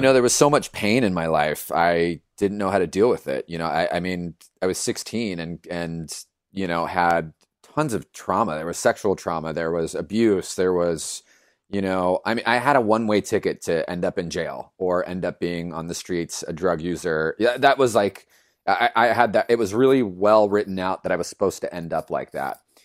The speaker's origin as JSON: {"language": "English", "town": "Los Angeles", "region": "California", "country": "United States", "tie": "born or raised there", "said": "I was born and raised in East L"}